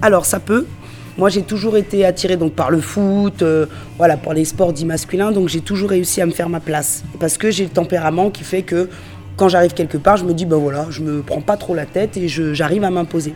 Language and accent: French; Lyon, Auvergne-Rhône-Alpes, France; moi je suis donc on est de Lyon